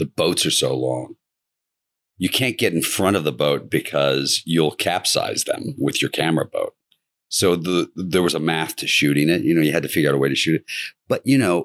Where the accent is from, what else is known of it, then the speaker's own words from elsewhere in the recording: Kentucky, United States; I'm from Kentucky, so I love the University of Kentucky